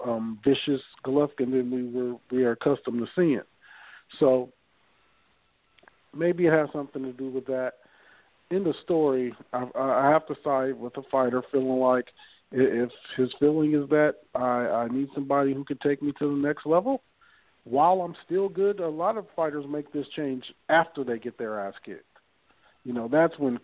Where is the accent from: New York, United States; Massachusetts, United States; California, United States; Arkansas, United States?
California, United States; Long Beach; I'm from Long Beach